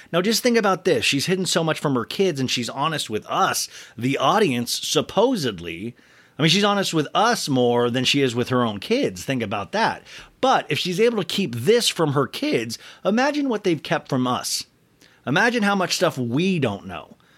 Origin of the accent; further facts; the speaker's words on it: Olathe, Kansas, United States; I grew up in Kansas